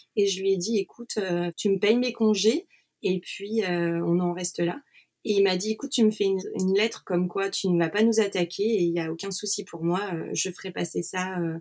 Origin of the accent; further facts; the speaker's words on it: Nantes, Pays de la Loire, France; moved away as an adult; now in Switzerland; je suis de Nantes